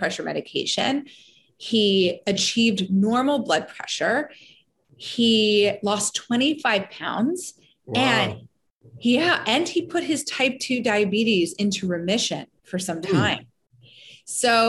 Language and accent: English; Elkins Park, Pennsylvania, United States; also born or lived in Olney, Philadelphia; I grew up in Elkins Park.